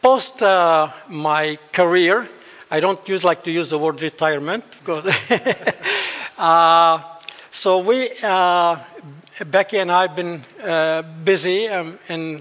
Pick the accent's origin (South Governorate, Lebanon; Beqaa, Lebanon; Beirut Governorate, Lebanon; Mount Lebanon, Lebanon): Beqaa, Lebanon; central valley of Lebanon; moved away; I'm actually a Bedouin. Bedouins are the Arab nomads.